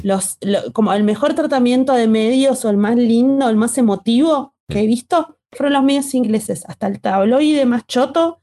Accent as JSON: {"language": "Spanish", "country": "Argentina", "said": "nosotros como pueblo argentino"}